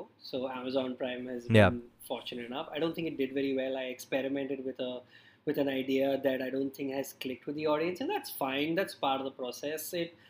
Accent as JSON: {"language": "English", "town": "Mumbai", "region": "Maharashtra", "country": "India", "said": "I'm very English and very South Bombay, posh, Catholic school, Brahmin, rich family."}